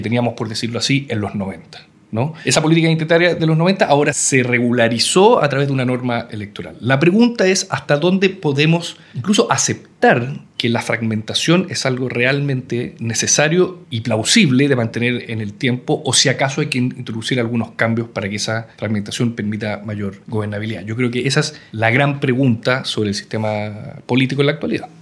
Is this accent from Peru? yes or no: no; Chile; Yo soy chileno, tengo género masculino